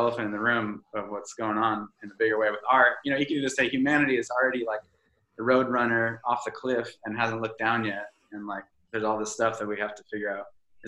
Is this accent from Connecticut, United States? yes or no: yes; Connecticut, United States; I'm from Connecticut, so there was no burritos pre, like... Took a long time to get to the first